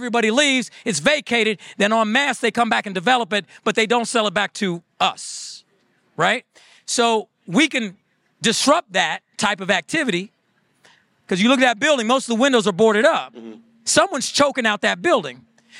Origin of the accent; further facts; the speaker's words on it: Iowa, United States; born there; I'm not from Michigan. Right. I came here and I was born in Iowa.